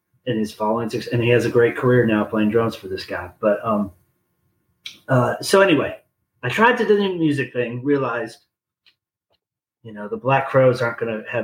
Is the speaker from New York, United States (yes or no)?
no; Huntsville, Alabama, United States; also born or lived in New Orleans / Greenville; my hometown of Huntsville, Alabama